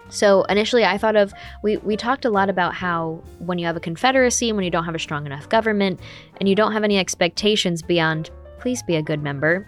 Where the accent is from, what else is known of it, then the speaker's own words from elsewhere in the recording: United States; I'm an American